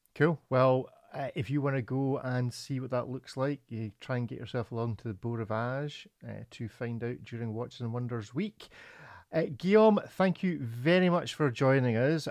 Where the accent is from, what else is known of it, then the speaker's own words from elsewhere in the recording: Scotland, United Kingdom; I'm a Scotsman